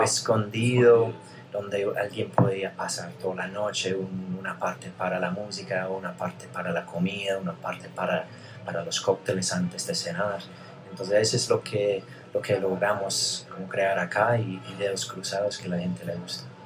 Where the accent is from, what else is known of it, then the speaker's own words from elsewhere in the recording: United Kingdom; Spanish is a second language; now in Medellín, Colombia; yo soy británico